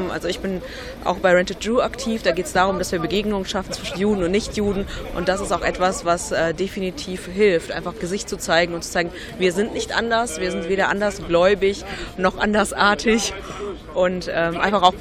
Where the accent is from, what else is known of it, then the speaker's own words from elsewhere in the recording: Wuppertal, North Rhine-Westphalia, Germany; In Wuppertal, was ja meine Heimatstadt ist, wo ich mich natürlich ganz gut auskenne